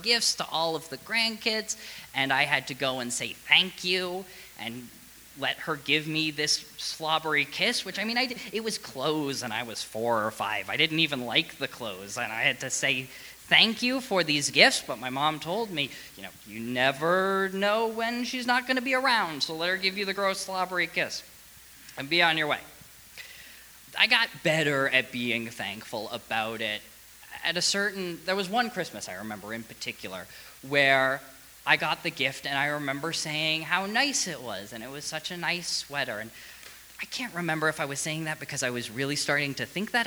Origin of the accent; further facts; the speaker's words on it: Boston, Massachusetts, United States; We're from the Boston area, but at one point my parents moved with me, of course, from the Boston area to right outside, like within commuting distance